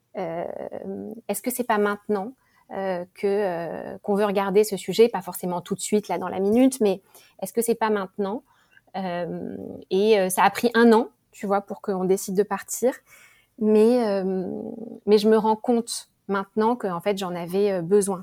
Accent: Paris, Île-de-France, France; moved away as an adult; now in Singapore; je suis française. Euh, parisienne, presque toujours habitée euh, à Paris.

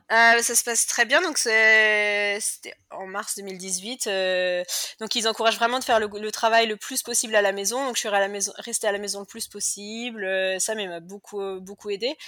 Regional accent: Cholet, Pays de la Loire, France; moved away as an adult; now in Perth, Australia; je suis française. Euh, à l'origine, je viens de Cholet, dans le Maine-et-Loire, et j'habite à Perth en Australie depuis 2009

